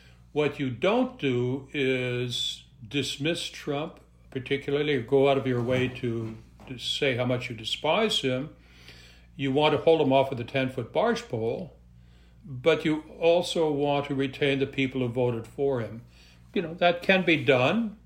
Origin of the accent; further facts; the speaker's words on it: Montreal, Quebec, Canada; also born or lived in Western Canada; now in United States; I'm originally from Montreal